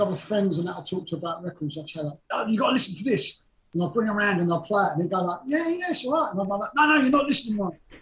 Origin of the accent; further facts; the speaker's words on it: London, United Kingdom; we grew up in Greenwich